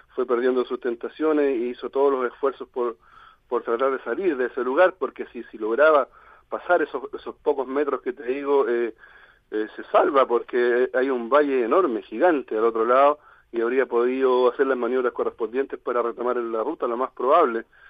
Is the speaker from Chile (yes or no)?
yes; Chile; yo soy hincha del Colo Colo, como somos con la mayoría de los chilenos acá